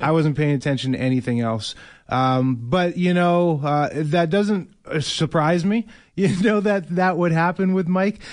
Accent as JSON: {"language": "English", "town": "Winnipeg", "region": "Manitoba", "country": "Canada", "tie": "born or raised there", "said": "Winnipeg, my hometown"}